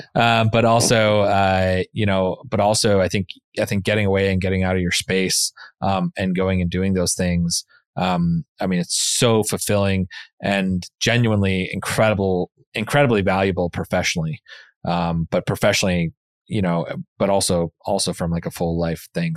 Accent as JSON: {"language": "English", "region": "the West", "country": "United States", "tie": "born or raised there", "moved": "yes", "said": "growing up in the West and in the mountains"}